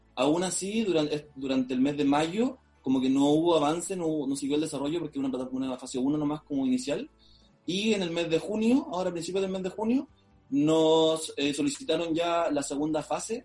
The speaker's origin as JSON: {"language": "Spanish", "region": "Maule", "country": "Chile", "said": "nosotros los tres fundadores somos de la región del Maule, en Chile. ¿Ya? y somos los dos de Talca y uno de Linares."}